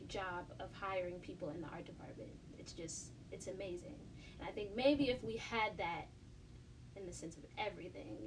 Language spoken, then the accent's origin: English; Maplewood, New Jersey, United States; also born or lived in South Orange; I was raised in Maplewood. I was raised on the border of Maplewood and South Orange